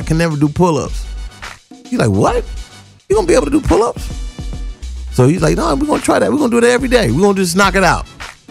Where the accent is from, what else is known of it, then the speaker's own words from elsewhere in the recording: Compton, California, United States; I'm from Compton.